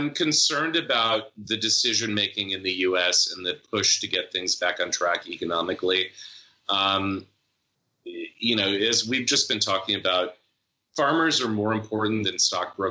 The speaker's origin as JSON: {"language": "English", "town": "Lubbock", "region": "Texas", "country": "United States", "tie": "born or raised there", "said": "I grew up in Lubbock, Texas"}